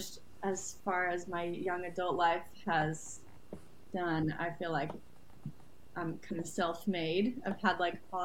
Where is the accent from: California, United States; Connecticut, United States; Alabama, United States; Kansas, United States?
Connecticut, United States; North Haven; moved away as an adult; also born or lived in Rhode Island; now in Nashville, United States; I was born and raised in North Haven, Connecticut.